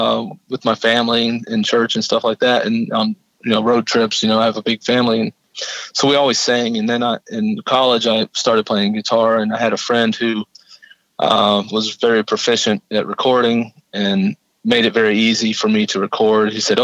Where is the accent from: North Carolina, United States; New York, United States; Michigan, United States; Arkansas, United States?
Arkansas, United States; also born or lived in Tennessee; No, I grew up in Arkansas, from ninth grade on.